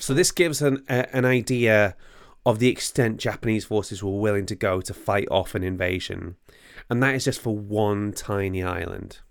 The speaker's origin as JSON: {"language": "English", "town": "Bangor", "region": "Wales", "country": "United Kingdom", "moved": "yes", "said": "I'm from Bangor originally."}